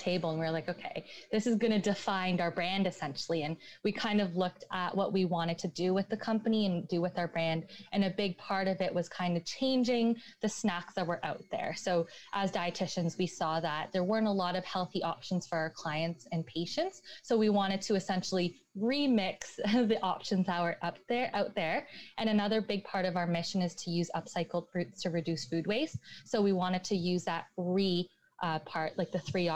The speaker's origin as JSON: {"language": "English", "town": "Markham", "region": "Ontario", "country": "Canada", "also_born_or_lived": "Montreal", "moved": "as an adult", "said": "We're both from Markham, but we didn't meet until we went to school in Montreal"}